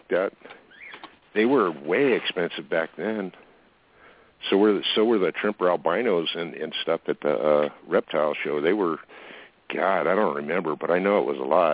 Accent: Fountain Valley, California, United States; moved away; I grew up in Fountain Valley

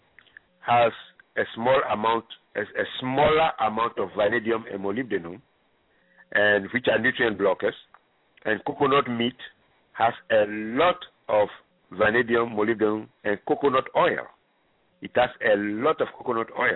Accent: Ghana; moved away; I am originally from Ghana

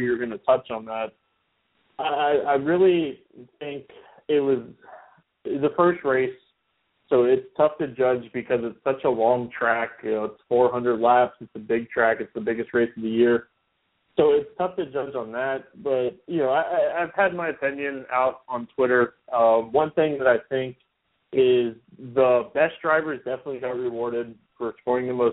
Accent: Daytona Beach, Florida, United States; I'm from the Daytona area, so I'm only about 20 minutes from the track

